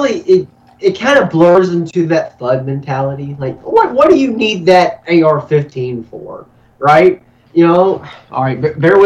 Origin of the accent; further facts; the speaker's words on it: North Carolina, United States; my home state, the Tar Heel State